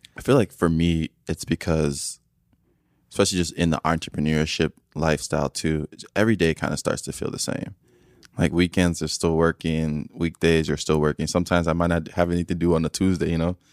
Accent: Nigeria; I'm from Nigeria

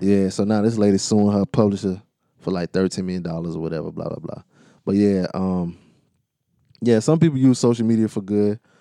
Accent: United States; I'm from Carolina

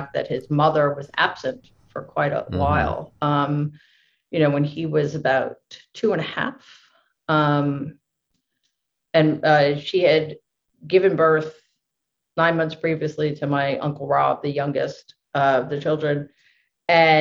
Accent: New York City, New York, United States; I grew up in Jamaica, Queens, which is like a 10 minute bike ride

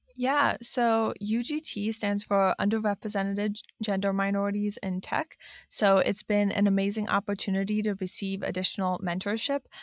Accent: Cleveland, Ohio, United States; moved away as an adult; I'm originally from Cleveland, Ohio

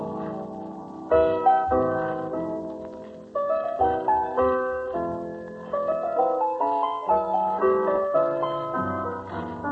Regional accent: Chicago, Illinois, United States; Chicago being my hometown

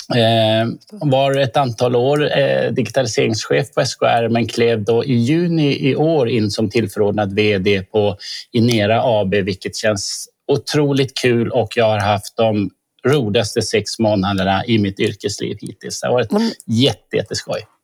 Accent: Norrbotten County, Sweden; now in Stockholm, Sweden; Jag är norrbottning som du Lisbeth.

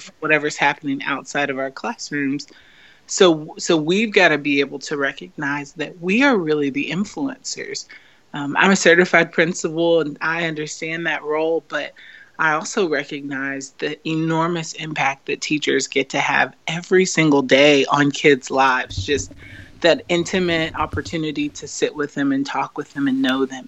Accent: United States; I growing up as an American

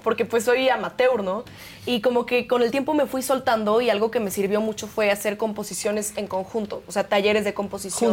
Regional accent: Mexico; nos definen como mexicanos, nuestra cultura

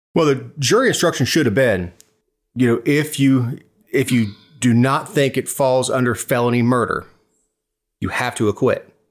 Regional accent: Florida, United States; I am American, if you consider Florida to be America

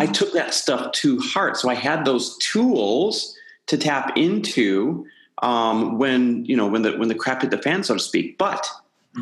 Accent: Midwest, United States; now in Santa Monica, United States; I am Midwest born and raised. Now living out here in Santa Monica, California

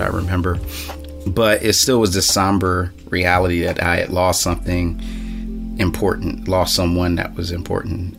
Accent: Philadelphia, Pennsylvania, United States; I'm from Philly, like to say, in Northwest Philadelphia, born and raised

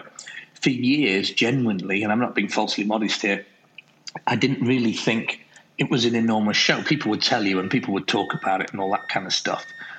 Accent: England, United Kingdom; accent: English; you said about my English accent earlier on.

